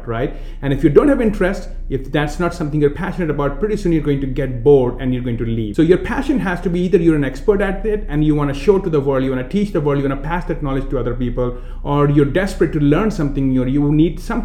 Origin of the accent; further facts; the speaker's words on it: India; accent: Indian; moved away; I'm coming from India